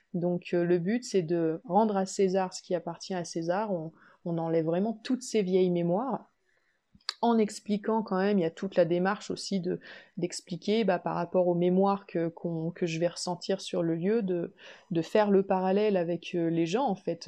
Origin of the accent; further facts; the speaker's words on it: Limoges, Nouvelle-Aquitaine, France; also born or lived in Savoie; now in Limoges, France; revenir du coup sur ma terre natale, à Limoges